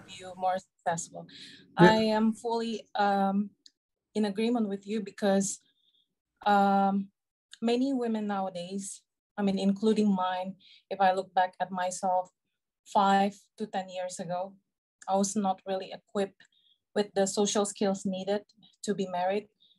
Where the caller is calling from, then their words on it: Indonesia; I'm calling from Indonesia.